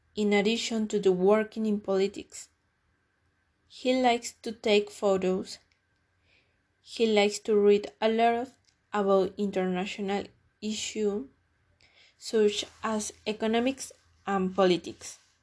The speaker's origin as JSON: {"language": "English", "country": "Mexico", "said": "I am Mexican"}